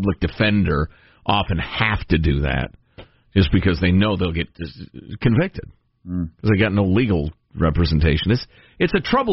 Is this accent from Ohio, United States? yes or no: no; Chicago, Illinois, United States; moved away; When I was a kid growing up in Chicago